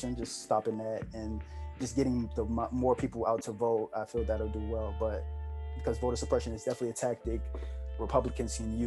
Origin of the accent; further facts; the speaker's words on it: United States; we as Americans